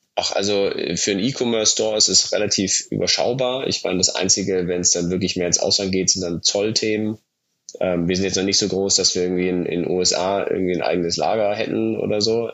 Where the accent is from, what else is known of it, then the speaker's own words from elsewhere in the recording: Munich, Bavaria, Germany; moved away as an adult; also born or lived in Bayreuth / Italy; Ich komme komm ursprünglich aus München